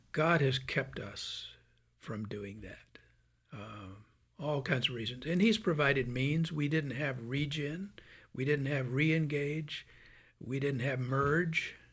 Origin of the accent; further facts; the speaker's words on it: Birmingham, Alabama, United States; I'm from Birmingham, Alabama